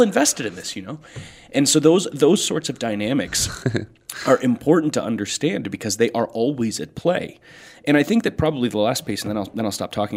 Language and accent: English; United States; as Americans